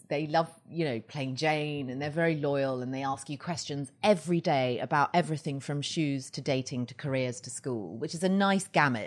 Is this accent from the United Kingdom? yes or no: yes; Surrey, South East England, United Kingdom; moved away as an adult; now in Los Angeles, United States; I am from England. I've lived in L A almost eleven years. And I grew up just outside London in a very leafy, uh, village.